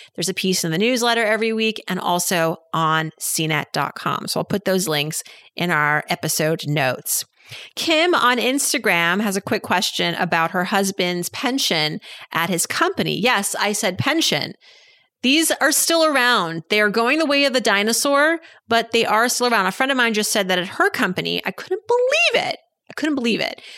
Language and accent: English; Massachusetts, United States; moved away; I'm from Massachusetts